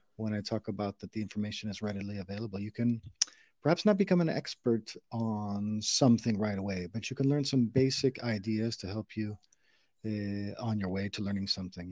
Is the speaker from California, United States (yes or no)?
no; St. Louis, Missouri, United States; moved away as an adult; now in Spain; I'm from St. Louis, Missouri, in the United States, where I, I lived um, a lot of my childhood